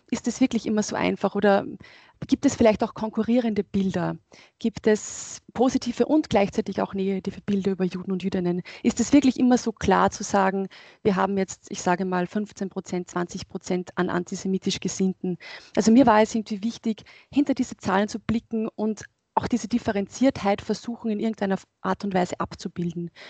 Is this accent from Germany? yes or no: no; Upper Austria, Austria; Also ich bin in Oberösterreich aufgewachsen und von daher ist es, wäre das eigentlich ein Zufall gewesen, jemandem zu begegnen, gerade wenn man am Land aufwächst, der jüdisch ist.